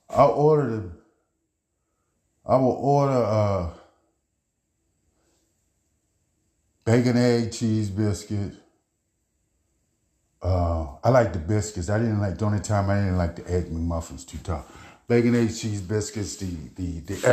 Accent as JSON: {"language": "English", "town": "Baltimore", "region": "Maryland", "country": "United States", "tie": "born or raised there", "said": "I'm from East Baltimore. East Baltimore, our main travel back then is you cut through alleys."}